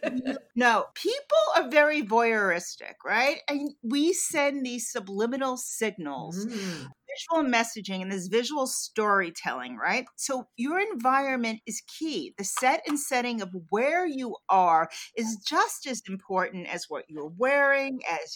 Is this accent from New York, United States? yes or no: yes; New York, United States; I'm a New Yorker. I was a downtown girl growing up.